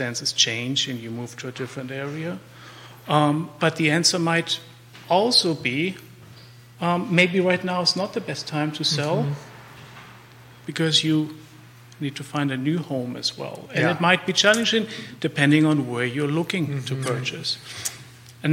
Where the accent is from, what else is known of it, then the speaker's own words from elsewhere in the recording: Germany; accent: German; English is a second language; moved away as an adult; now in Charlottesville, United States; I'm from Germany. You can probably tell by the accent.